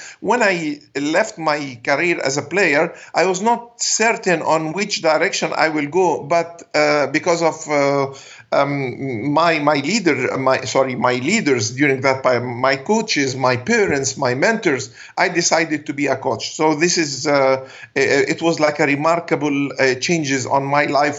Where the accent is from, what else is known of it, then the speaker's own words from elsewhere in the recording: Alexandria, Alexandria Governorate, Egypt; first language Arabic; English is a second language; I'm from Alexandria, Egypt